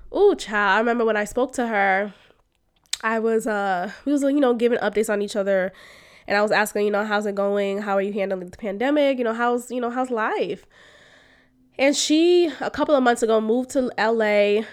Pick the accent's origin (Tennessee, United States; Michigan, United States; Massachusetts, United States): Massachusetts, United States; Boston; moved away; the family that I grew up with in Boston